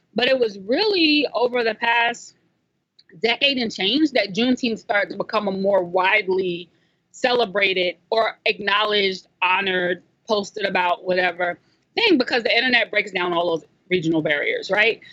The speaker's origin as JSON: {"language": "English", "region": "South Carolina", "country": "United States", "tie": "born or raised there", "said": "growing up in South Carolina, I actually got clowned a little bit when I was a kid"}